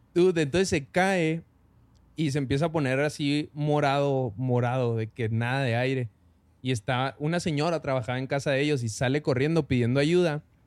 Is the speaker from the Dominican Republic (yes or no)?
no; Parral, Chihuahua, Mexico; now in Chihuahua, Mexico; yo vivo en Chihuahua, pero soy de Parral, orgullosamente